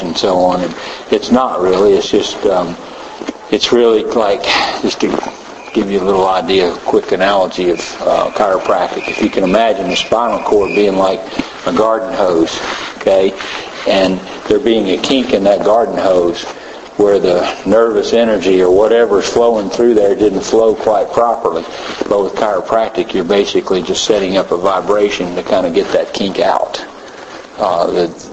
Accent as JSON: {"language": "English", "region": "Tennessee", "country": "United States", "said": "I'm a veterinarian from Tennessee, long way from here"}